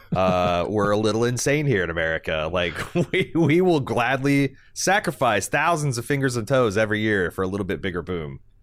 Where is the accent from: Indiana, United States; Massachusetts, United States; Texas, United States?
Indiana, United States; growing up in Indiana, uh, we were a state that banned fireworks